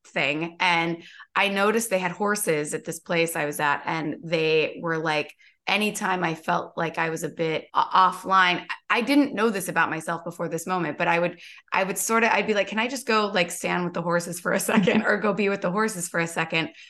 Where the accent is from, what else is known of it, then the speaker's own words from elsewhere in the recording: Kentucky, United States; I grew up in Kentucky